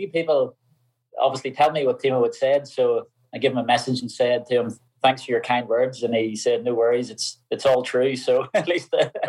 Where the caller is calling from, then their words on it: Northern Ireland, United Kingdom; Just at home. I'm home in Northern Ireland.